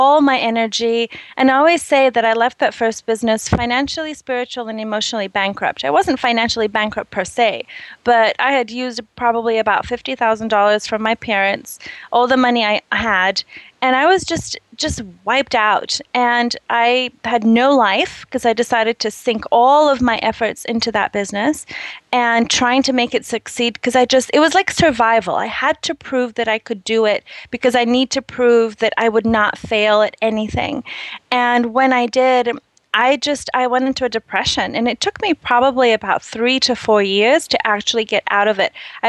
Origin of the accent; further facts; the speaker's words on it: Brazil; I'm originally from Brazil.